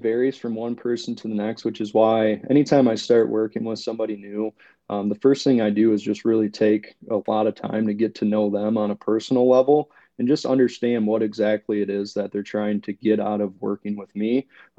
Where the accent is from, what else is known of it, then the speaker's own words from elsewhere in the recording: Michigan, United States; moved away as an adult; now in Ohio, United States; I actually was born and raised in the northern lower peninsula of Michigan, and spent most of my life there. grew up, college, everything up there. And then a couple of years ago, my wife and I actually moved down to Ohio.